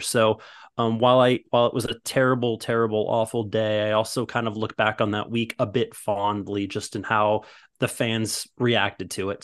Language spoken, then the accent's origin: English; Midwest, United States; moved away as an adult; now in Los Angeles, United States; I'm originally from the Midwest and all of my best friends are all from when I grew up